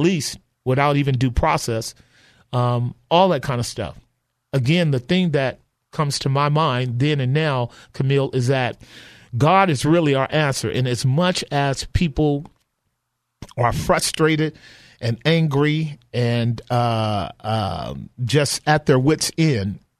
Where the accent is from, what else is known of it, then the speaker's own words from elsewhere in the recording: Oakland, California, United States; Grew up in the '60s, and all I knew was violence during the time of a great deal of. Both drug trafficking in West Oakland and East Oakland